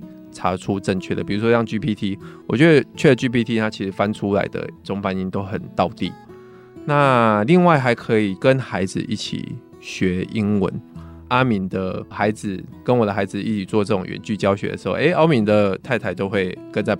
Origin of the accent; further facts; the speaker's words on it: Taiwan; 但是我知道这个在台湾其实蛮难执行，因为我们其实就没有一个讲英文的环境。